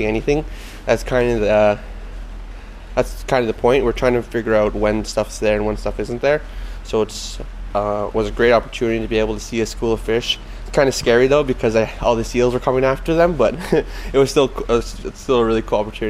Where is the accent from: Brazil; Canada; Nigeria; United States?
Canada; Squamish, British Columbia; I come from the Mikwapsum Reservation, which is in Squamish